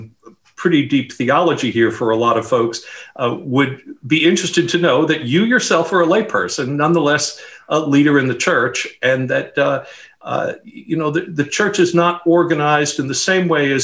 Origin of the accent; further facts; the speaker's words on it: New York City, New York, United States; I grew up as in New York City as an evangelical Christian